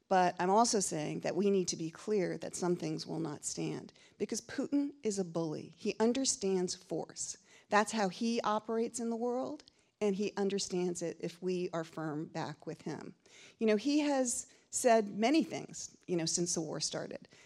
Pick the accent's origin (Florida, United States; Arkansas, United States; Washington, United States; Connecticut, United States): Connecticut, United States; my home state of Connecticut